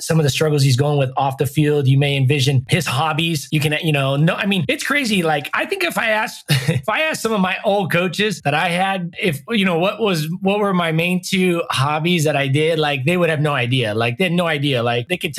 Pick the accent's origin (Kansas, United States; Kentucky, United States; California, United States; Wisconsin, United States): California, United States; Southern; I grew up in Southern California